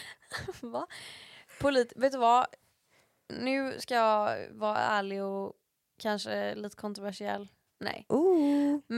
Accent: Sweden; Det är min pappa som är från USA och jag är liksom svensk.

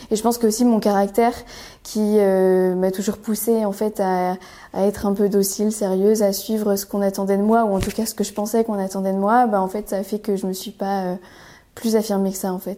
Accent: northern France, France; alors, je viens du nord de la France essentiellement. On a déménagé pas mal de fois avec mes parents pour des raisons liées à la carrière de mon père.

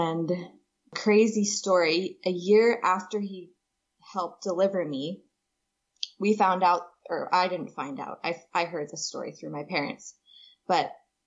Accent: Papua New Guinea; I was born in Papua New Guinea

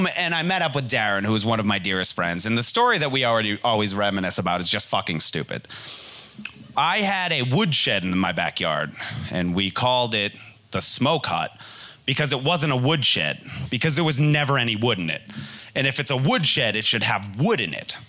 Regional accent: Hamilton, Massachusetts, United States; now in Los Angeles, United States; I grew up in Hamilton, Wenham, Massachusetts

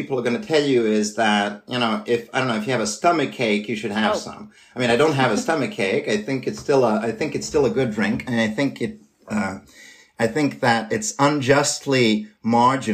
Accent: Serbia; moved away as an adult; now in Switzerland; I'm studying and working and living currently in Switzerland, but I come from Serbia.

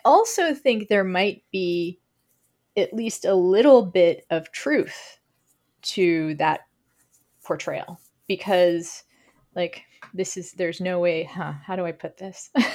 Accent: Texas, United States; moved away; also born or lived in Lincoln, Nebraska; we're both from Texas

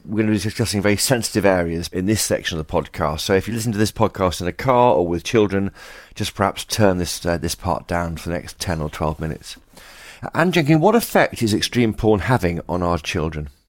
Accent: Formby, North West England, United Kingdom; I was born in Formby in Lancashire

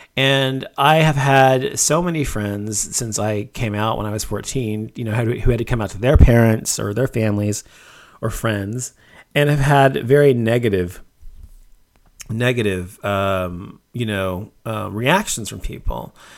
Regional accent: Dallas, Texas, United States; where I grew up in Dallas

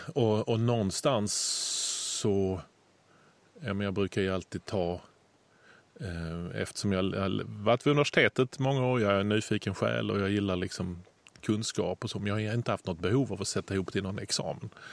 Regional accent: Lund, Skåne, Sweden; min hemstad Lund

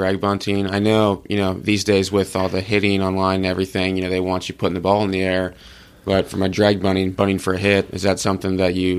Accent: Cincinnati, Ohio, United States; even though we're both from Cincinnati.

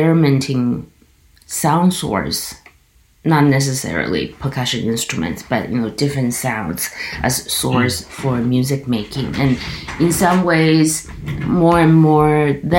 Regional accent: Kaohsiung, Taiwan; now in Toronto, Canada; I come from this city called Kaohsiung, which is like in the south

